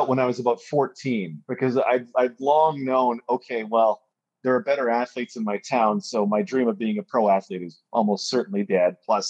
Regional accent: Alberta, Canada; grew up in Alberta.

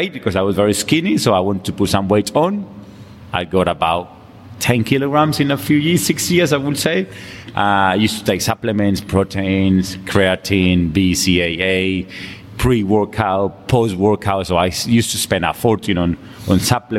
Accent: Colombia; English is a second language; moved away as an adult; now in London, United Kingdom; I come from Colombia. I came to London in 2000. I came here to study.

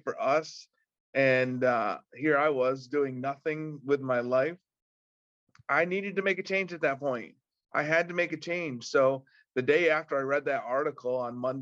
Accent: Windsor, New York, United States; where I live and where I grew up in Windsor, New York

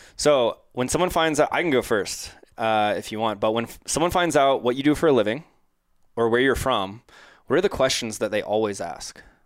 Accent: Orlando, Florida, United States; I'm from Orlando

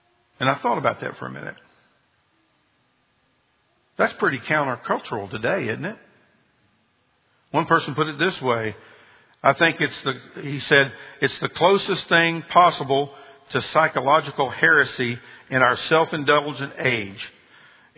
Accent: Marietta, Georgia, United States; also born or lived in Birmingham; I'm from Birmingham originally, but my parents moved to Marietta, Georgia when my dad took a job at Lockheed. So I grew up most of my life in Georgia

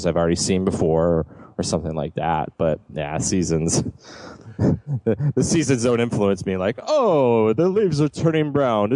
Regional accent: South Florida, United States; now in Southern California, United States; I was born and raised in South Florida and now live in Southern California

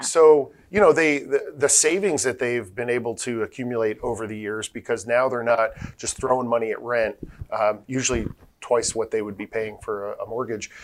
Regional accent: Tampa, Florida, United States; also born or lived in New Jersey; I, was born in New Jersey, but we moved here when I was a little kid. So I consider myself from Tampa, you know, um, yeah. or the Tampa Bay area. Uh, I grew up on the Hillsborough side

